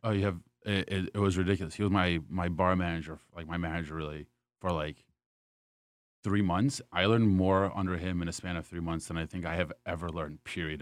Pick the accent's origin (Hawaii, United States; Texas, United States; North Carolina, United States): North Carolina, United States; Wilmington; moved away as an adult; also born or lived in Raleigh, North Carolina; now in New York, United States; originally born and raised in Wilmington, North Carolina.